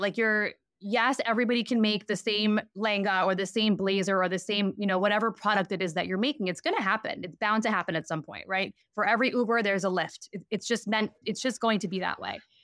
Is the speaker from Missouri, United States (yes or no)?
no; New York, United States; I grew up in New York